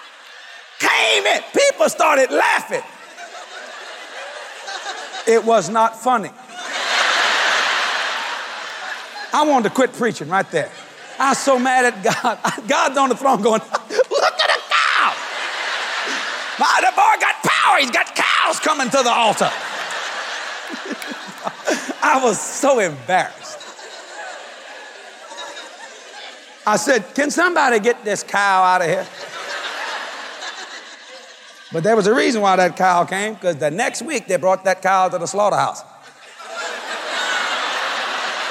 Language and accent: English; Cajun, Louisiana, United States; I'm a Cajun boy